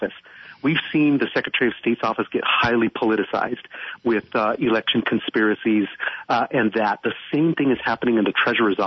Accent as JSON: {"language": "English", "town": "Phoenix", "region": "Arizona", "country": "United States", "tie": "born or raised there", "said": "I was born here in Maryvale is a community in West Phoenix. And if you're from Phoenix, you know this area, but I was born here, went to school here, and I've lived here for most"}